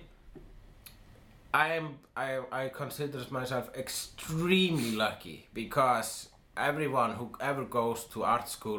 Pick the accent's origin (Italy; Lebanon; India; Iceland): Iceland; I am an Icelandic person.